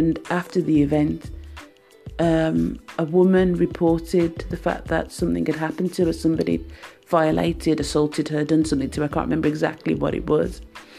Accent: United Kingdom; So as a British national working for a British company, I wanted to work in Jamaica. And my mum and I, we went to the commission in London, the Jamaican Commission, and I got my Jamaican passport.

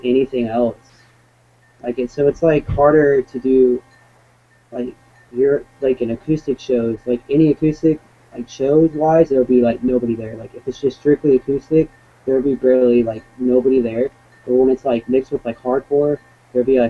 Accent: West Coast, United States; I try to play as much shows as I can out here in my hometown

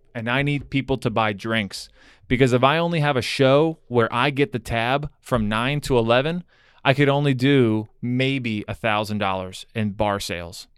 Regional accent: Broward County, Florida, United States; now in Miami, United States; I grew up in Broward

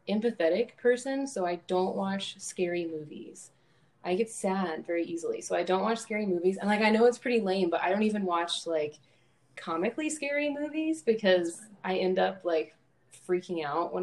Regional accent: Louisville, Kentucky, United States; moved away as an adult; now in Champaign, United States; I'm from Louisville, Kentucky, and I'm from a big family there. So that's where I was born and raised

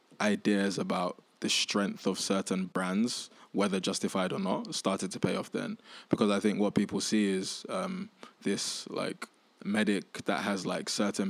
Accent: Nigeria; And then I was like, look, I'm Nigerian. Like, there's a lot happening in Nigeria at the moment.

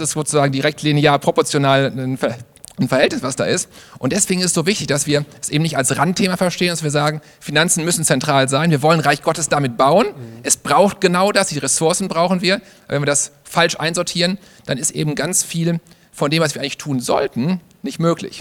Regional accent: Germany; Ich bin in Deutschland geboren

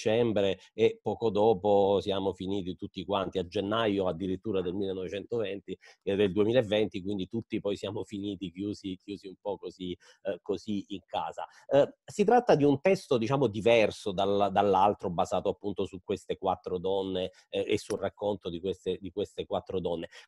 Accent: Zlín Region, Czechia; Italian is a second language; Io eh, sono originaria di Cromie-Riche, eh, quindi più o meno una ventina di chilometri da, da Slin, che appunto è eh, la città dove eh, i Batia hanno sviluppato la prima fabbrica

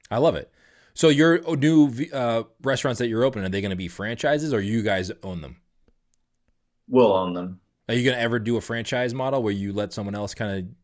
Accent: Detroit, Michigan, United States; now in Texas, United States; we grew up with that in Detroit.

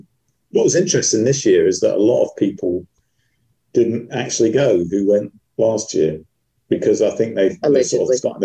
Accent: United Kingdom

